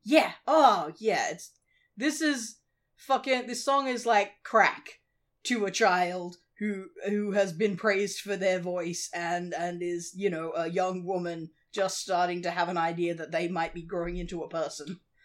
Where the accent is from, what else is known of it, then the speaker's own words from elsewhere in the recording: Australia; that's not really a thing in Australia, or at least it wasn't in the eighties